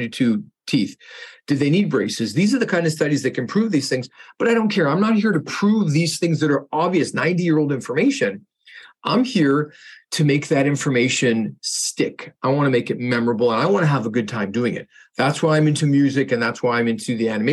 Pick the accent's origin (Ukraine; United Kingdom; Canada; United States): Canada; I'm a Canadian dentist